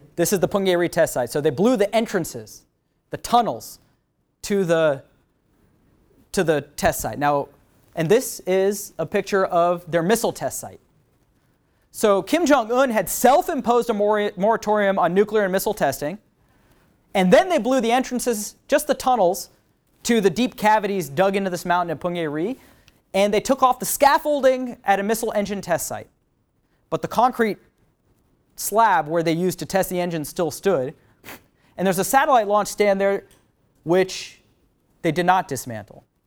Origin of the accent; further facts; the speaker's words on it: San Francisco, California, United States; San Francisco, the Golden Gate Bridge, my hometown